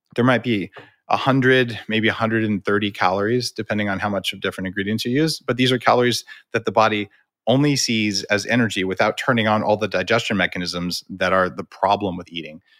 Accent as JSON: {"language": "English", "region": "New Mexico", "country": "United States", "tie": "born or raised there", "said": "I grew up in New Mexico eating green chili"}